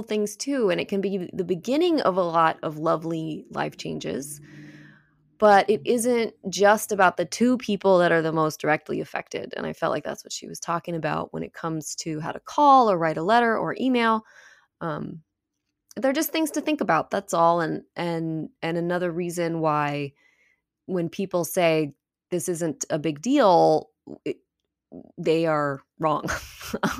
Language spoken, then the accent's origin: English; Petaluma, California, United States; now in Los Angeles, United States; I grew up in Petaluma